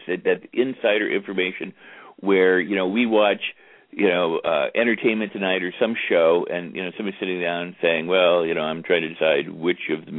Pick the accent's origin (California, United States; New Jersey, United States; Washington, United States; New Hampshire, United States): California, United States; Los Angeles; growing up in Hollywood with these guys